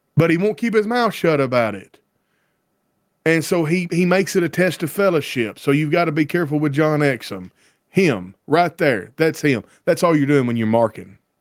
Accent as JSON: {"language": "English", "region": "Deep South", "country": "United States", "tie": "born or raised there", "said": "I grew up in the South and in the Deep South"}